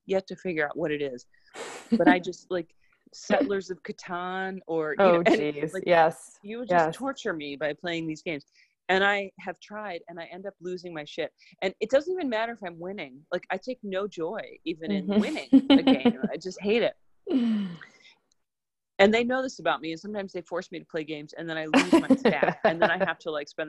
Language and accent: English; Chicago, Illinois, United States; moved away as an adult; also born or lived in Cambodia; now in Washington, D.C., United States; I'm from Chicago. I've lived in Washington, D.C. for 10 years